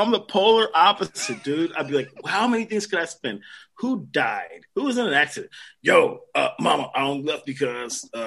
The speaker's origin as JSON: {"language": "English", "town": "San Francisco", "region": "California", "country": "United States", "said": "I'm from San Francisco"}